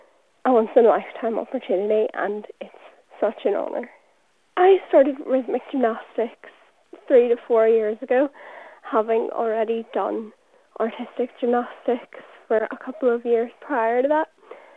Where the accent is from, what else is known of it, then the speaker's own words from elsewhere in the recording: Newtownabbey, Northern Ireland, United Kingdom; I'm 17 from Newton Abbey